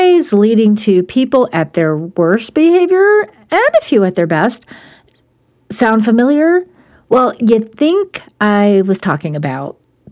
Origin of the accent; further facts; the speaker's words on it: Buffalo, New York, United States; moved away; my hometown of Buffalo